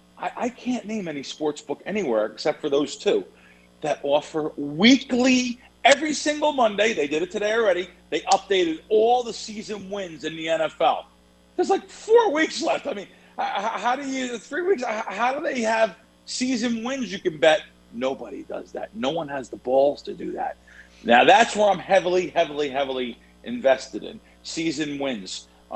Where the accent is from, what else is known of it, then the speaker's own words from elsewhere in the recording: New York City, New York, United States; Yeah, Joe and Joe was a big produce place where I grew up in the Bronx.